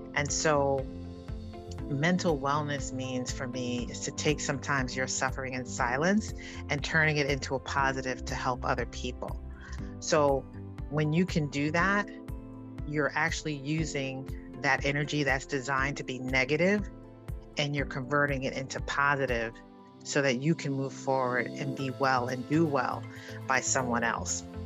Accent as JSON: {"language": "English", "town": "New York City", "region": "New York", "country": "United States", "tie": "born or raised there", "said": "growing up in the South Bronx in Harlem"}